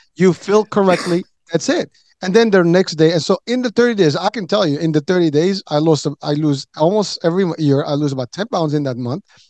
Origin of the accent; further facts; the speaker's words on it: Morocco; moved away; I come from Morocco, so we have a lot of desert